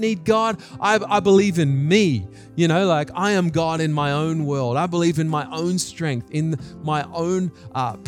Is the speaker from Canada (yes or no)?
no; Australia; moved away as an adult; also born or lived in New Zealand; now in Japan; I had lost my New Zealand accent and I was becoming an Australian really in many ways